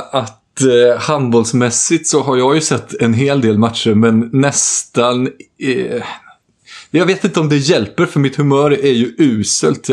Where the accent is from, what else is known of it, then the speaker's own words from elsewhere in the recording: Jönköping, Jönköping County, Sweden; moved away; jag var hemma i Jönköping egentligen för att eh, begrava farfar